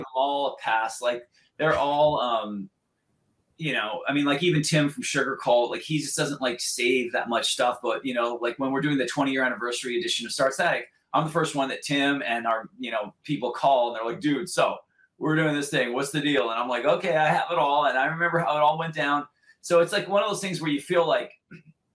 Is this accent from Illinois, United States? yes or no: no; Santa Barbara, California, United States; now in Los Angeles, United States; the like local paper from where we grew up in Santa Barbara